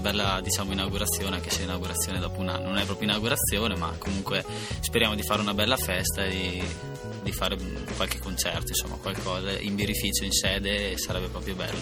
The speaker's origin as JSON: {"language": "Italian", "town": "Fraveggio", "region": "Trentino-Alto Adige", "country": "Italy", "said": "vengo da, Vez- da Fraveggio, un piccolo paesino vicino a Vezzano"}